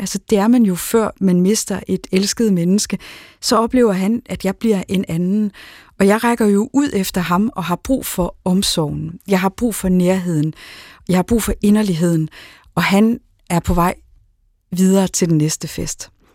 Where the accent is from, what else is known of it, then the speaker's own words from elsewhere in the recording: Aarhus, Central Denmark Region, Denmark; Aarhus, hvor jeg er fra